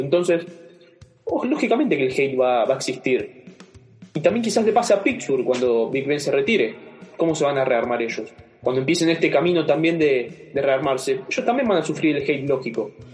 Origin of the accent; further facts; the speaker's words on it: Argentina; soy de Latinoamérica, pero soy argentino